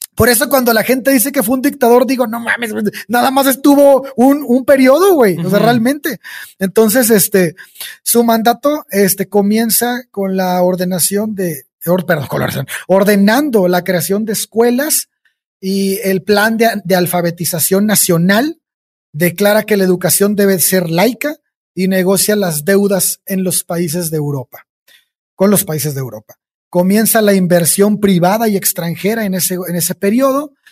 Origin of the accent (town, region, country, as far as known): Mexico